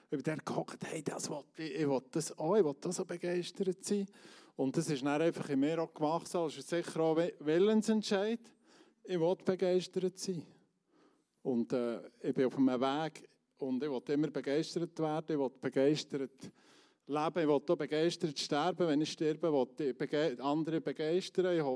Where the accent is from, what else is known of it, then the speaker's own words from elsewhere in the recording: Switzerland; dort sollte man so, wenn es dunkel ist, nicht mehr auf die Straße als Schweizer